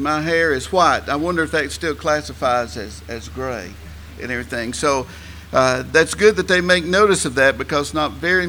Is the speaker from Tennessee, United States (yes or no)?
yes; Tennessee, United States; accent: Southern English; Probably the majority of folks do, and I am from Tennessee in the U.S.